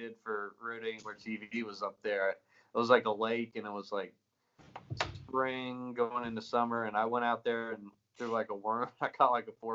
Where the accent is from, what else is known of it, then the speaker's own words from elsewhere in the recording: Greenville, South Carolina, United States; moved away as an adult; also born or lived in Florida; now in Nashville, United States; I was born and raised in Greenville, South Carolina for 21 years